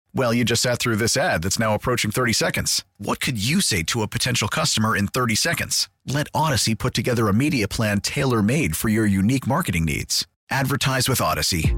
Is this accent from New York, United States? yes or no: yes; New York City, New York, United States; I'm from Queens, bro. I'm from Queens. Born and raised in Queens, New York.